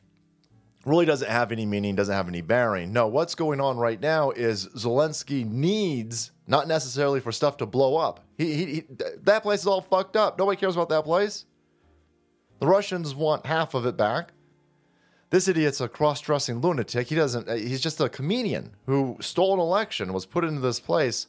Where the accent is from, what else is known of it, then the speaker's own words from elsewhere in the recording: United States; as an American tax chattel